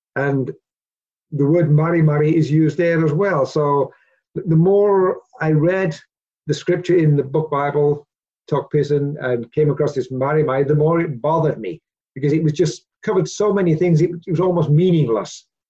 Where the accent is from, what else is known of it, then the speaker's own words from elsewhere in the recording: Peterborough, Ontario, Canada; moved away; also born or lived in Papua New Guinea; growing up in the church um, in Peterborough, uh, back in the uh, 60s